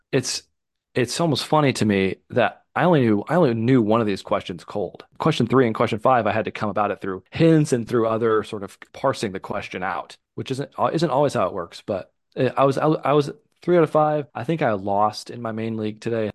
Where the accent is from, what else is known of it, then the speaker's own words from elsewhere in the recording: the North, Midwest, United States; Growing up in the North